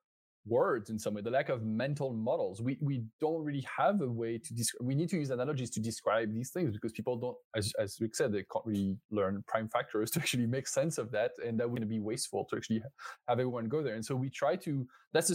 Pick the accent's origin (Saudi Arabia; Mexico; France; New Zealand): France; accent: French; English is a second language; I'm French, you might have understood this already from my accent